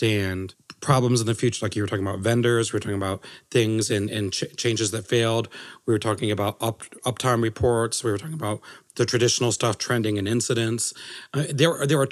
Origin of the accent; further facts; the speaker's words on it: United States; I'm American